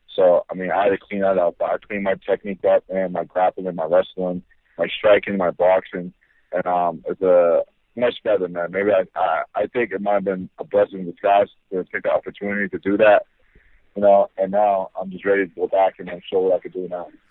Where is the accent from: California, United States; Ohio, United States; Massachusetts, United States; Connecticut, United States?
Massachusetts, United States; near Boston; I'm just say Island, but it's like right up the street from Boston